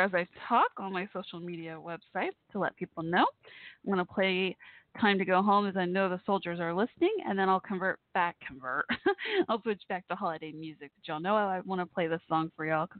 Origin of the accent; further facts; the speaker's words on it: Dallas-Fort Worth area, Texas, United States; also born or lived in Waco, Texas; I grew up initially in Waco, Texas until I was 8 years old. And at age eight that summer, we moved to Dallas-Fort Worth area